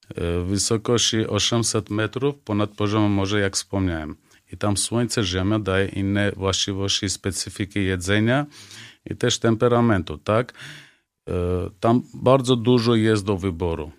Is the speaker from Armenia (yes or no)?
yes; Armenia; now in Poland; ja jako Ormianin w Polsce